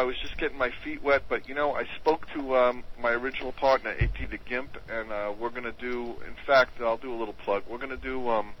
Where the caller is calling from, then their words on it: Long Island, New York, United States; I'm calling from Long Island.